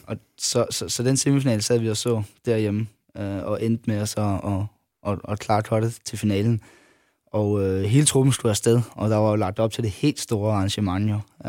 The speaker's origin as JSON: {"language": "Danish", "area": "Funen", "region": "Southern Denmark", "country": "Denmark", "said": "at jeg var fynbo"}